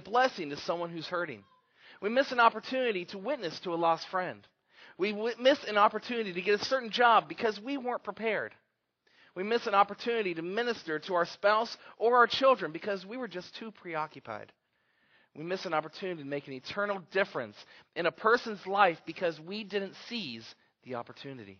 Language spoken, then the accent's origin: English; Arizona, United States; I grew up in Arizona